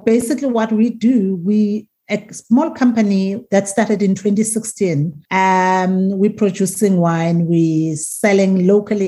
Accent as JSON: {"language": "English", "region": "rural KwaZulu-Natal", "country": "South Africa", "tie": "born or raised there", "also_born_or_lived": "Stellenbosch", "first_language": "Zulu", "second_language": "English", "moved": "as an adult", "said": "I grew up from a village, from the rural areas of KwaZulu-Natal in the village"}